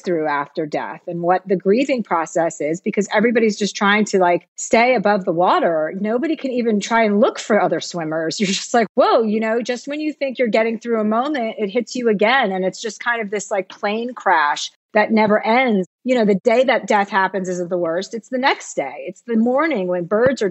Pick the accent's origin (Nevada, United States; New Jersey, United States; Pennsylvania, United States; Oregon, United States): New Jersey, United States; moved away as an adult; now in California, United States; I came from New Jersey. My dad was a used car dealer